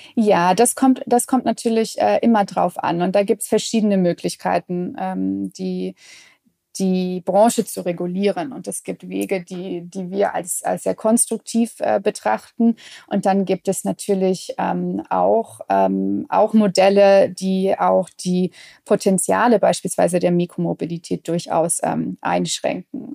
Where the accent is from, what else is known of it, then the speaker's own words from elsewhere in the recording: Midwest, United States; moved away; Ich bin beispielsweise in, in den USA aufgewachsen, im, im Mittleren Westen